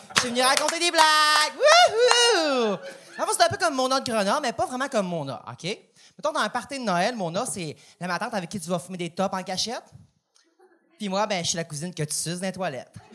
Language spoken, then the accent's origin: French; Quebec, Canada; je viens du lac Saint-Jean